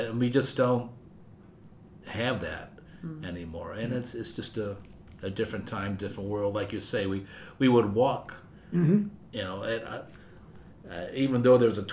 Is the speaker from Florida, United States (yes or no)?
no; Chicago, Illinois, United States; I spent a lot of time growing up in the Portage Park area, Irving and Central